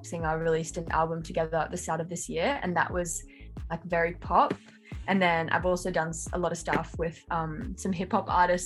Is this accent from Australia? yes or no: yes; Central Coast, New South Wales, Australia; moved away as an adult; now in Sydney, Australia; I'm from the Central Coast, which is like a little bit out of Sydney, like more regional, but I've lived in Sydney for the last year and a bit